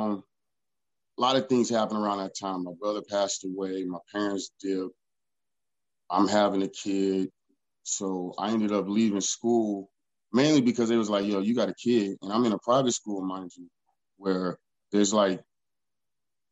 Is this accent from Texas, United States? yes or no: yes; Houston, Texas, United States; also born or lived in Alameda, California / Concord, California; I'm from Third World, Texas. That's where I was raised